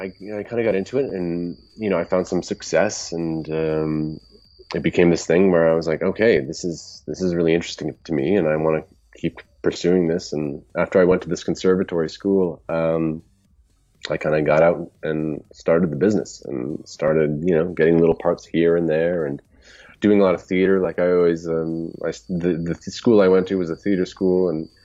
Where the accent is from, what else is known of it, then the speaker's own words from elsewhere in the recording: Canada; I am Canadian